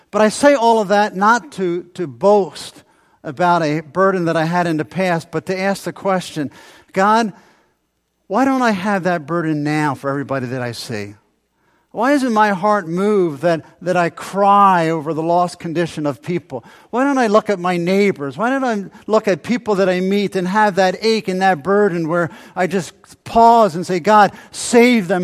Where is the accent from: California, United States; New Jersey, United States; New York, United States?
New Jersey, United States; as a teenager growing up in South Jersey